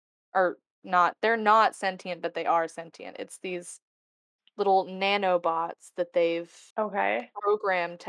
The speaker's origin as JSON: {"language": "English", "town": "Huntsville", "region": "Alabama", "country": "United States", "tie": "born or raised there", "moved": "yes", "said": "I grew up in Rocket City"}